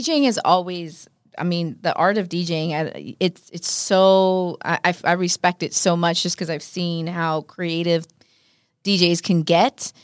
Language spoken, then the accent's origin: English; Los Angeles, California, United States; first language Spanish; English is a second language; I'm obviously Mexican American